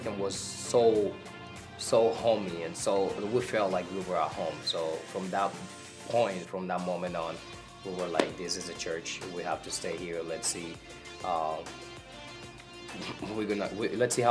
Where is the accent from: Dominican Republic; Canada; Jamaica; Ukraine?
Dominican Republic; moved away as an adult; now in Kenosha, United States; I'm from the Dominican Republic. I got here to this country 8 years ago with my wife and my kids